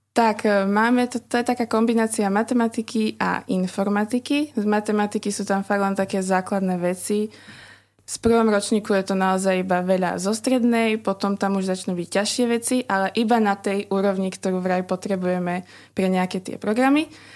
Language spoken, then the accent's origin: Slovak; Orava, Žilina Region, Slovakia; moved away as an adult; now in Bratislava, Slovakia; som z Oravy